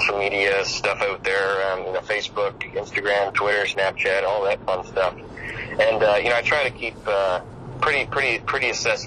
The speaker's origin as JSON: {"language": "English", "town": "Detroit", "region": "Michigan", "country": "United States", "said": "I'm from Detroit"}